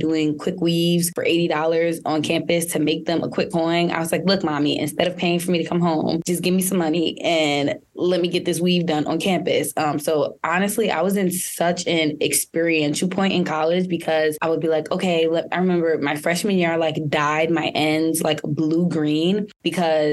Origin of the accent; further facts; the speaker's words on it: New York City, New York, United States; I'm originally from New York, born in Queens